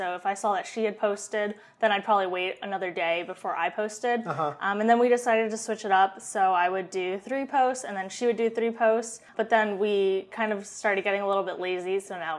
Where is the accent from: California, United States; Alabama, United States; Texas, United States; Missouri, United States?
California, United States; moved away as an adult; also born or lived in Boston; now in Seattle, United States; I was going back to California, my hometown, for about a month before I started my first job in Boston.